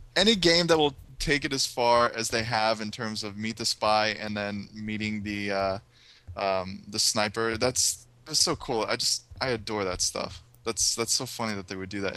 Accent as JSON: {"language": "English", "country": "United States", "said": "I am American"}